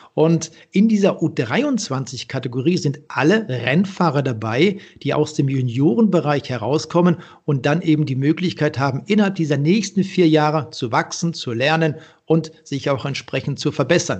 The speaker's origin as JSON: {"language": "German", "area": "the region around Freiburg, Emmendingen, Reute", "region": "Baden-Württemberg", "country": "Germany", "tie": "born or raised there", "said": "dort, wo ich groß geworden bin, äh, in der Region um Freiburg, Emmendingen, Reute"}